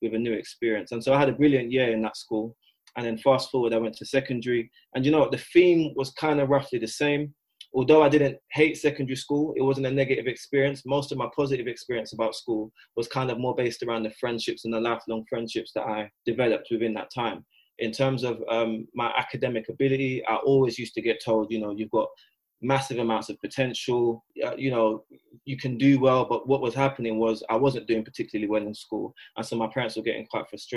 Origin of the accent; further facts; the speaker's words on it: London, United Kingdom; they made the decision to move me from South London, and I moved to East London. I went to a primary school in East London